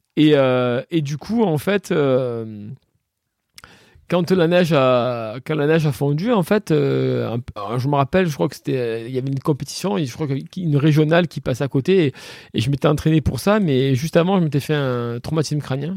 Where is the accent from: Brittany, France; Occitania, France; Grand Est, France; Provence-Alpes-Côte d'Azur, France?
Provence-Alpes-Côte d'Azur, France; Le Rove; Je suis hein? né ici au Rove en fait. J'ai jamais trop bougé